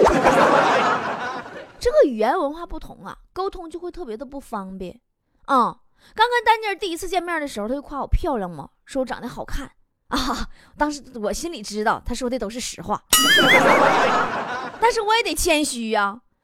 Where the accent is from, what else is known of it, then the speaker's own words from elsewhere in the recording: China; 我们中国人